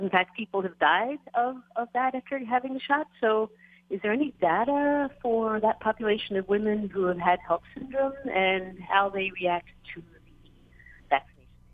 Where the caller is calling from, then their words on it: Oahu, Hawaii, United States; I'm calling from Oahu